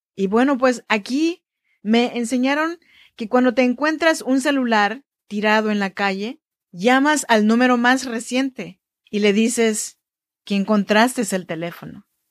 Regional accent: Chinantla region, Oaxaca, Mexico; Yo soy mexicana, oaxaqueña de la región chinanteca

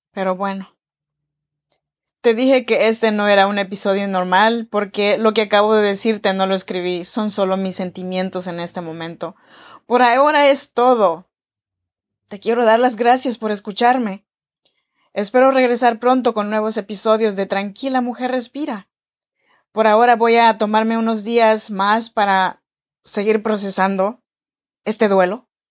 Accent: Oaxaca, Mexico; moved away as an adult; now in Sacramento, United States; yo soy nacida en Oaxaca, México

